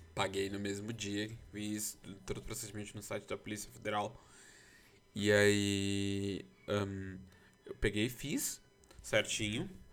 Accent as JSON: {"language": "Portuguese", "country": "Brazil", "tie": "born or raised there", "said": "eu sou brasileiro é, e os solis, porque eu nasci no Brasil"}